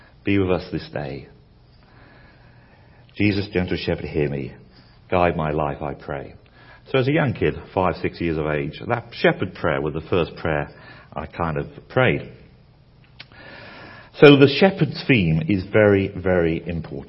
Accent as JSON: {"language": "English", "country": "United Kingdom", "said": "as a Brit"}